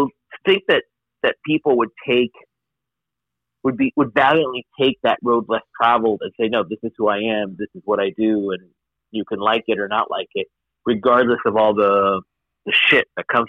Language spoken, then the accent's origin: English; Miami, Florida, United States; I was growing up in Miami, and certainly being child of immigrants in Miami is not uncommon. This is an immigrant majority mm-hmm. city.